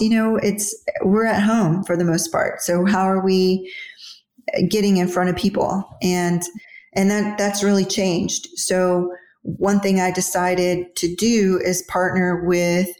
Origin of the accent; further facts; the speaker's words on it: Houston, Texas, United States; now in Dallas, United States; I grew up in Houston, moved to Dallas in 97.